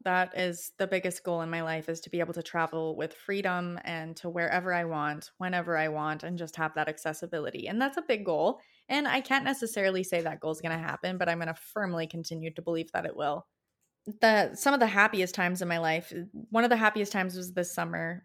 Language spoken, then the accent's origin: English; Alberta, Canada; I'm from Alberta, I'm Alberta raised